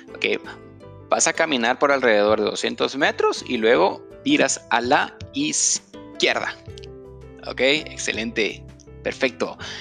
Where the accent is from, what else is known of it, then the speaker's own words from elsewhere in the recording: Guatemala; en Guatemala le decimos eh, feriado